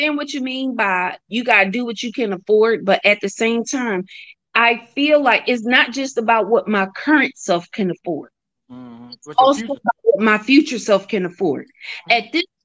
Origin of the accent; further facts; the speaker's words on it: Philadelphia, Pennsylvania, United States; the way I grew up out here in Philly